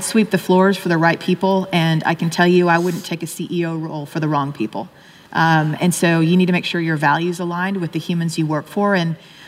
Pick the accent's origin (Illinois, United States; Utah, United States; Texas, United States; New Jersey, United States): Texas, United States; Austin; moved away; I'm from Austin